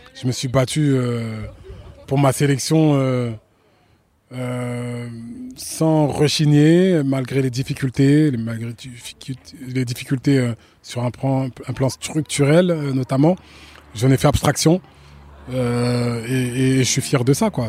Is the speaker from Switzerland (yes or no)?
no; France; je, suis né en France, j'ai grandi en France